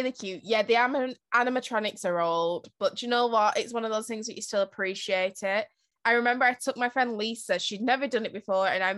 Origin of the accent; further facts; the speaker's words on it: United Kingdom; we're British